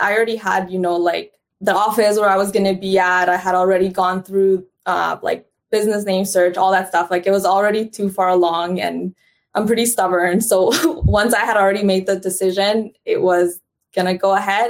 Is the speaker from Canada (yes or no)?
yes; Canada; also born or lived in Honduras / United States; I was born in Honduras, and then I immigrated to Canada as a young girl, and now I live between Canada and United States